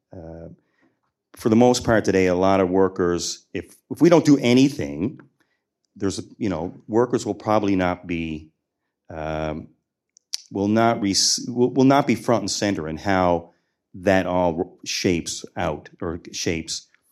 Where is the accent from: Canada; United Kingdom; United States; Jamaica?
Canada; Newfoundland and Labrador; I'm a Newfoundlander and Labradorian